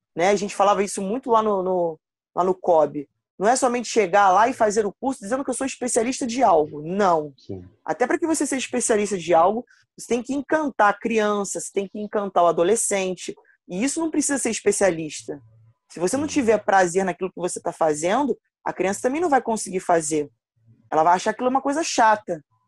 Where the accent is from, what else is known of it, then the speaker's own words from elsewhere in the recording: Rio de Janeiro, Brazil; eu sou de Campo Grande, da, do Rio de Janeiro, Zona Oeste, e participei de um projeto aqui no perto da minha casa